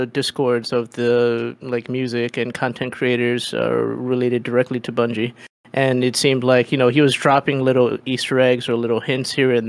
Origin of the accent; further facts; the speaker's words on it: Philippines; I'm Filipino